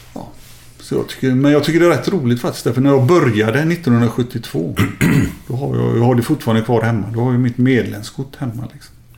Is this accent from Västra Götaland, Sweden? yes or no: yes; Gothenburg, Västra Götaland, Sweden; moved away as an adult; also born or lived in Kallebäck, Gothenburg / Italy / Germany; Jag växte upp i Lunden